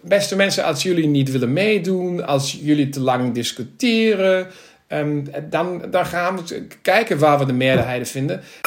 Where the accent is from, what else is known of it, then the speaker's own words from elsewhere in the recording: Krefeld, North Rhine-Westphalia, Germany; Dutch is a second language; also born or lived in Berlin; Krefeld, waar ik vandaan kom.